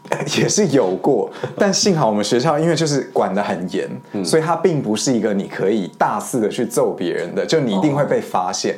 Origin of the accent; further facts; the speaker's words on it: Madrid, Community of Madrid, Spain; moved away; 我从小自己是在那个马德里西班牙出生长大的